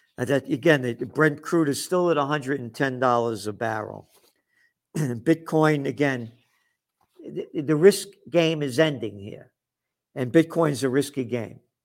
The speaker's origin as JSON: {"language": "English", "country": "United States", "said": "I'm an American."}